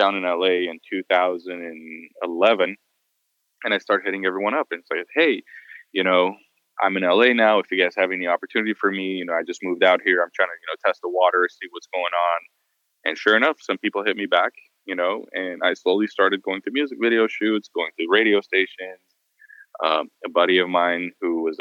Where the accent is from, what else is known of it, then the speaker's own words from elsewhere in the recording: Beirut, Beirut Governorate, Lebanon; moved away as an adult; also born or lived in United States; now in Los Angeles, United States; I was born in the US, but then when I was like five, my family moved to Beirut, Lebanon. I was raised actually in the Middle East